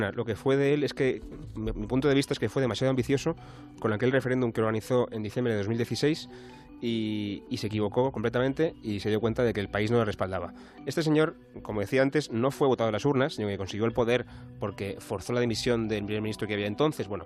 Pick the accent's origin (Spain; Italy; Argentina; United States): Italy; Spanish is a second language; la única alternativa que nos queda, eh, siendo italianos, quiero decir, eh, es el movimiento cinco estrellas.